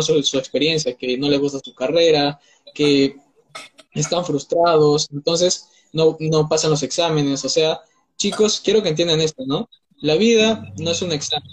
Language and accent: Spanish; Peru; tengo 19 años, soy de Perú